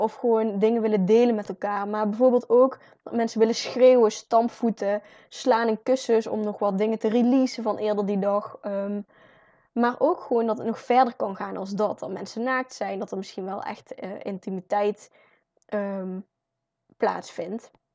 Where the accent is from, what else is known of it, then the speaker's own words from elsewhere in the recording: North Brabant, Netherlands; als Brabanders